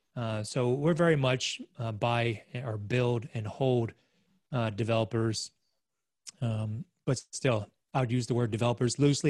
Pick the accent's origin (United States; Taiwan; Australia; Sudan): Australia; moved away; as an Aussie